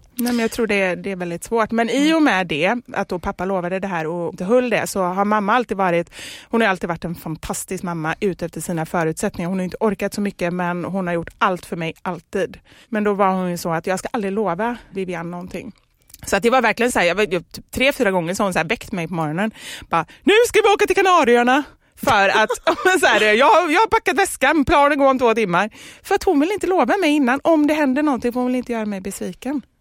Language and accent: Swedish; Gothenburg, Västra Götaland, Sweden; vi har i Kortedala, där jag kommer ifrån, mm. låg Skogaholmsfabriken